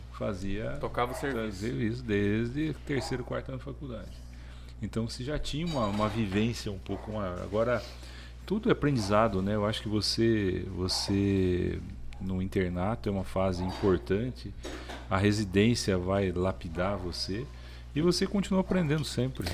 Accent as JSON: {"language": "Portuguese", "region": "Paraná", "country": "Brazil", "also_born_or_lived": "Curitiba", "moved": "as an adult", "lives_now": "Palmas, Brazil", "said": "sou do Paraná. Eu formei em Curitiba e vim para cá"}